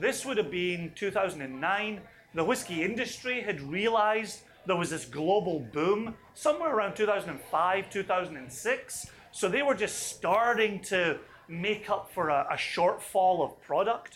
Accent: Scotland, United Kingdom; moved away as an adult; also born or lived in Aberdeen, Scotland / Eastern Washington, United States; now in Virginia, United States; even though I'm Scottish, I grew up hating whiskey. I grew up in a blue-collar family.

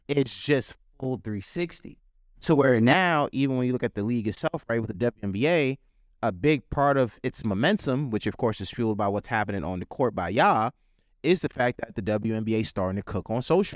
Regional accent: White Plains, New York, United States; I'm a native New Yorker. I've been here my entire life

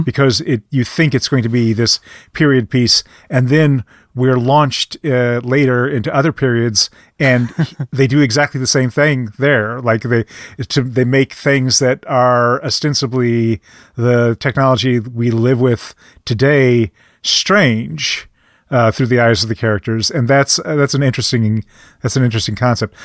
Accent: Midwest, United States; as a Midwesterner

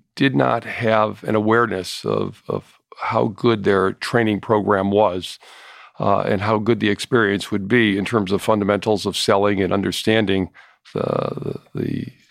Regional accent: Hartford, Connecticut, United States; I grew up in the Hartford area and was recruited by insurance companies to...

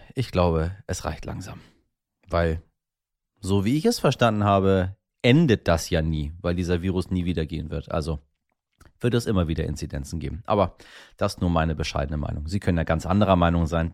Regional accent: Hamburg, Germany; als Hamburger glücklicherweise jederzeit mit den Öffis, dem Fahrrad oder der Fähre oder zu Fuß einfach irgendwo hingehen kann

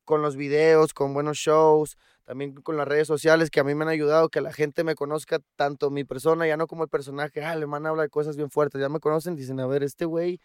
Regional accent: Los Cabos, Baja California Sur, Mexico; yo crecí en Los Cabos

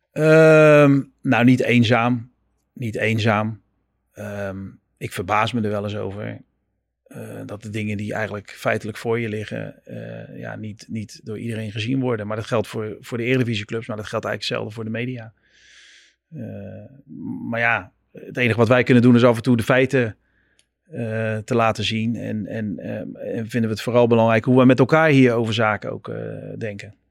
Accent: Netherlands; moved away as an adult; also born or lived in United States; als Nederlander

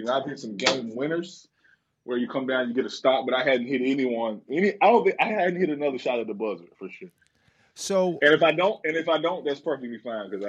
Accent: Ontario, Canada; like right right outside of Toronto. I mean, it's like 20 minutes from Toronto.

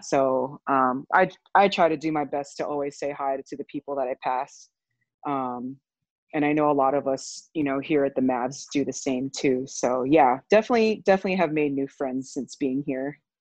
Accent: Honolulu, Hawaii, United States; moved away as an adult; also born or lived in California; I'm originally from Honolulu, Hawaii

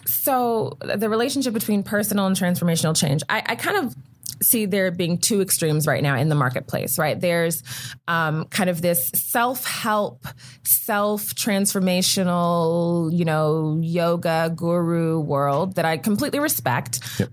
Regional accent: Prince George's County, Maryland, United States; I grew up right outside of Washington D.C. in Prince George's County, Maryland

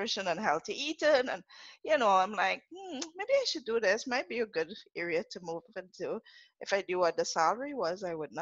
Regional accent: Trinidad & Tobago; accent: Trini; first language English; moved away as an adult; also born or lived in Atlanta, United States / Jersey City, United States; now in United States; I'm from Trinidad. I'm a Trinidadian, a Trini to the bone.

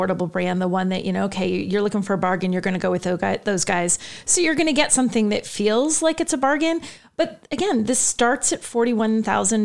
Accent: New England, United States; I'm from New England

